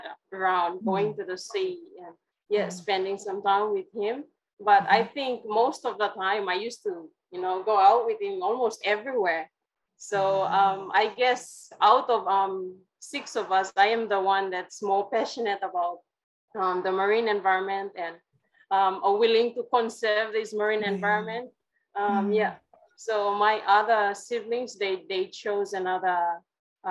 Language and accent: English; Kimbe, West New Britain, Papua New Guinea; I come from the New Britain Island in Papua New Guinea, so West New Britain province